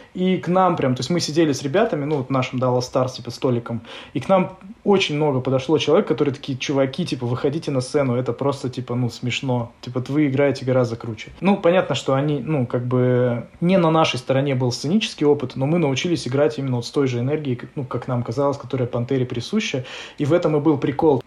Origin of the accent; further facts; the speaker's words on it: Novosibirsk, Novosibirsk Oblast, Russia; мы Васеньки из Новосибирска, мы делаем мультик